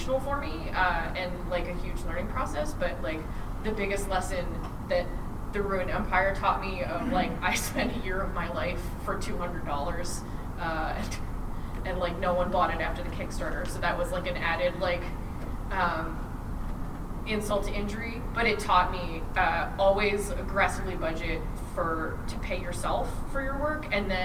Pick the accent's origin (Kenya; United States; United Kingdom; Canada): Canada; I'm Canadian